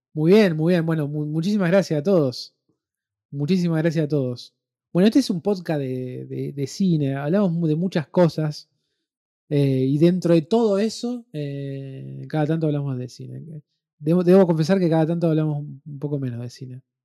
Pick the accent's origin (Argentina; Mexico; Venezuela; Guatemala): Argentina; Rosario, Santa Fe; Nosotros somos de Rosario